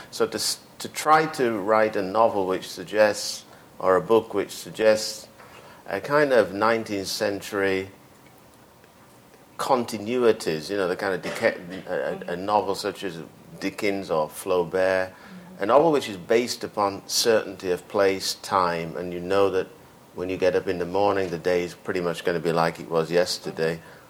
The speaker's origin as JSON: {"language": "English", "country": "United Kingdom", "tie": "born or raised there", "said": "I grew up in Britain. Whether Britain likes it or not, it's responsible for me."}